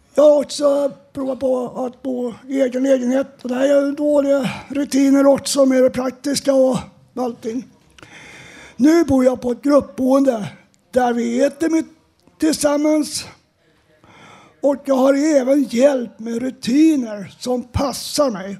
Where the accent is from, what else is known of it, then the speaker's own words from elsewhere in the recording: Uppsala, Uppsala County, Sweden; now in Stockholm, Sweden; jag är född och uppvuxen i Uppsala